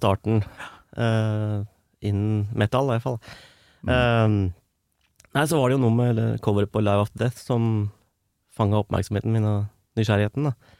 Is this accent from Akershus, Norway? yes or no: yes; Strømmen, Akershus, Norway; now in Løvenstad, Norway; jeg er opprinnelig fra Strømmen, men jeg bor på Løvenstad